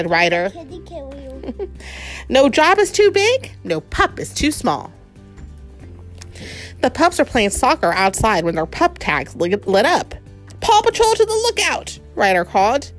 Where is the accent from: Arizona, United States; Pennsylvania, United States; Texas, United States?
Texas, United States; San Antonio; We're from San Antonio